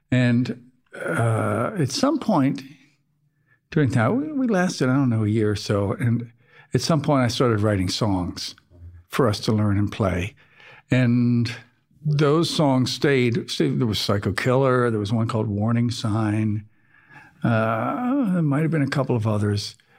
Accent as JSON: {"language": "English", "town": "Baltimore", "region": "Maryland", "country": "United States", "tie": "born or raised there", "also_born_or_lived": "Scotland / Canada", "said": "I did most of my growing up in suburban Baltimore"}